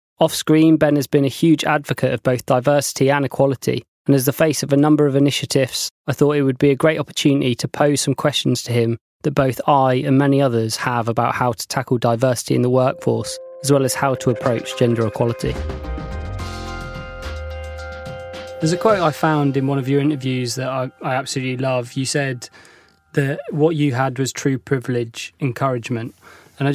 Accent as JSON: {"language": "English", "region": "South West England", "country": "United Kingdom", "lives_now": "London, United Kingdom", "said": "I'm originally from North Devon, right. And I moved here"}